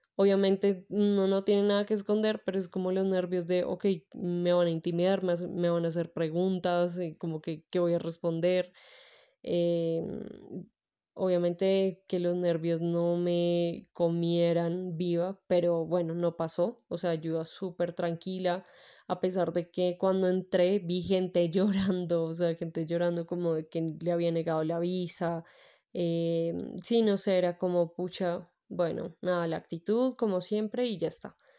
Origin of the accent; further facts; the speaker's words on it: Bogotá, Colombia; yo soy de Bogotá, Colombia